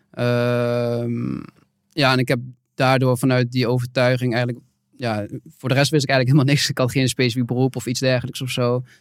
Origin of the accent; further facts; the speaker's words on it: Nijmegen, Gelderland, Netherlands; ik, ik kom uit Nijmegen, geboren en getogen.